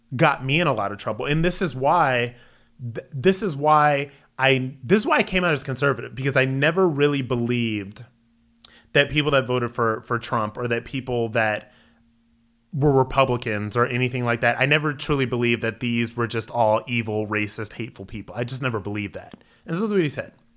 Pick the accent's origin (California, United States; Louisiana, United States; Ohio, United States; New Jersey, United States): Ohio, United States; Akron; moved away as an adult; also born or lived in New York City; Born and raised in Akron, Ohio